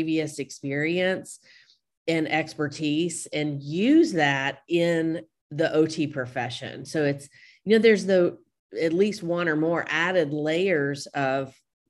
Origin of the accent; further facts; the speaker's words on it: United States; I grew up around the Mississippi River